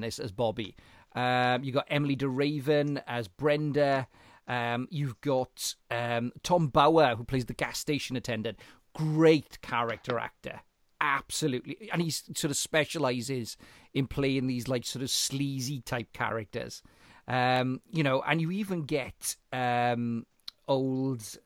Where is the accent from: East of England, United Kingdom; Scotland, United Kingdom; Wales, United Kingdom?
Wales, United Kingdom; South; I'm from South Wales